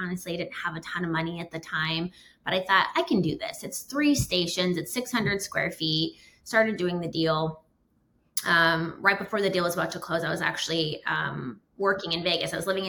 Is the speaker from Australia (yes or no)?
no; Canada; a short version of a little bit about me is I am originally from Canada. A lot of people don't know that.